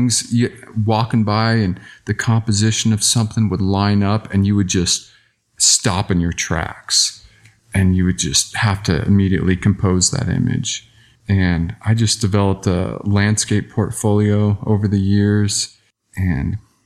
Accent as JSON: {"language": "English", "region": "Southern Arizona", "country": "United States", "tie": "born or raised there", "said": "I grew up in Southern Arizona"}